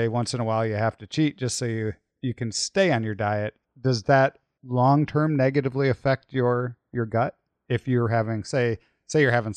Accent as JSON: {"language": "English", "region": "Midwest", "country": "United States", "tie": "born or raised there", "said": "I grew up in the Midwest, so, you know, the Midwesterners really don't have an accent, according to us"}